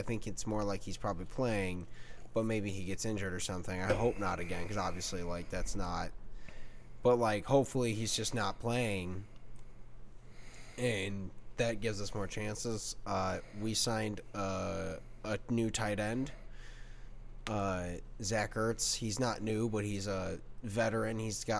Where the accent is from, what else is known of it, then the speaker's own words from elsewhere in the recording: Detroit, Michigan, United States; I'm from Detroit. I need to not be in Detroit when this shit happens.